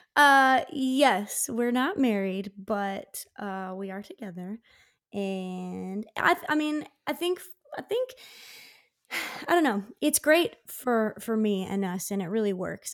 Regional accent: Downingtown, Pennsylvania, United States; my hometown, of Downing Town, which is about forty miles west of Philly

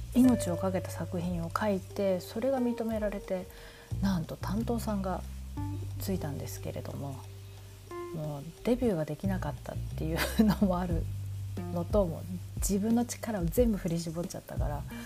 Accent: Tokyo, Japan; moved away as an adult; also born or lived in Kyoto / Nagoya / Osaka; now in New York, United States; 京都生まれの東京育ちだというふうに

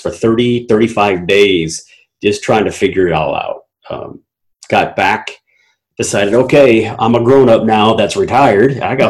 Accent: Durham, North Carolina, United States; born there; also born or lived in Killeen, Texas / Germany; But so I was born in North Carolina, Durham, North Carolina, Duke Hospital. Lived there for about 6 months of my life. It's a military brat, so we moved to Killeen in Texas.

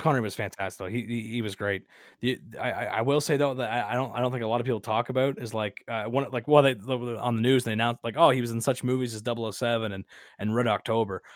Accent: Canada; accent: Canadian; I'm from ru, rural Canada

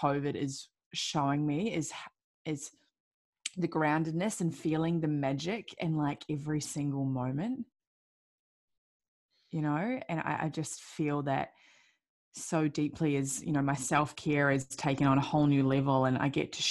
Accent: New Zealand; I was born and raised in New Zealand

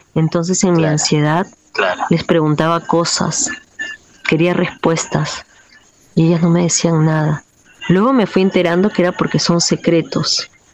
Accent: Lima, Peru; now in Manglaralto, Ecuador; yo crecí en un barrio popular limeño

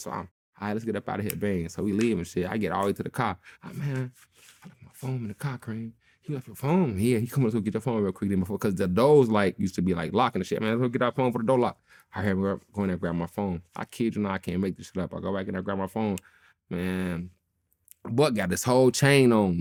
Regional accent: Chicago, Illinois, United States; I'm from Chicago

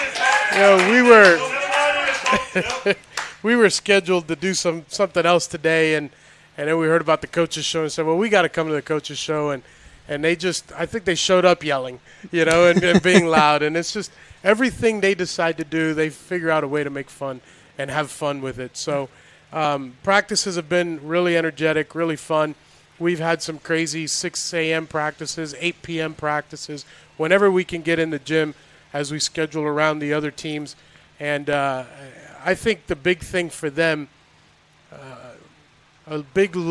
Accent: Miami, Florida, United States; I'm born and raised in Miami, Florida, but my parents are from Cuba.

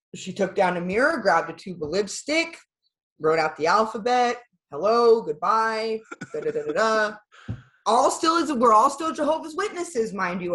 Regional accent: Iowa, United States; also born or lived in Pennsylvania; I actually wasn't born in Iowa. I was born in Pennsylvania

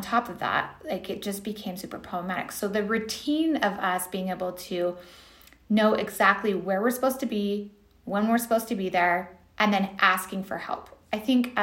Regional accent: California, United States; moved away; I'm from California originally

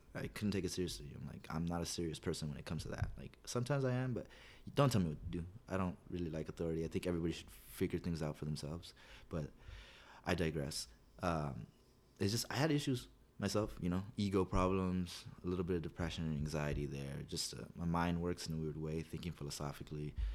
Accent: La Puente, California, United States; I grew up here in La Puente

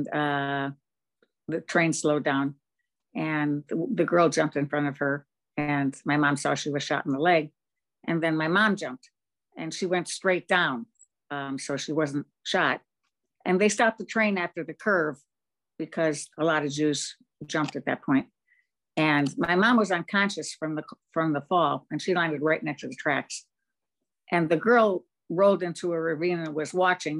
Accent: Munich, Bavaria, Germany; I was born in Munich after the war

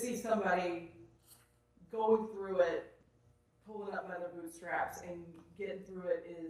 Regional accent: Huntington, West Virginia, United States; also born or lived in Columbia; now in Charleston, United States; But I grew up in West Virginia, and it's so interesting to see a lot of the parallels that happened in my family. Being from Huntington, West Virginia

